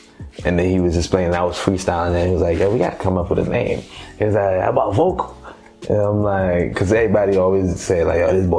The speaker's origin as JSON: {"language": "English", "country": "Haiti", "tie": "born or raised there", "also_born_or_lived": "Boston", "moved": "yes", "said": "I was born and raised in Haiti."}